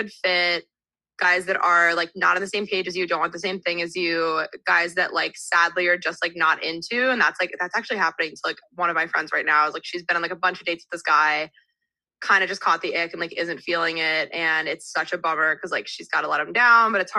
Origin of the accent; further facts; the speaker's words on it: New Jersey, United States; moved away as an adult; also born or lived in Texas; now in New York, United States; I'm from New Jersey. So I grew up like 20 minutes outside New York City.